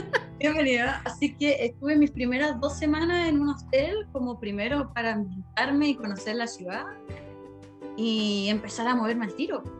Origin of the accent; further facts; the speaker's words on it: Chile; moved away as an adult; also born or lived in London; now in Prague, Czech Republic; soy chilena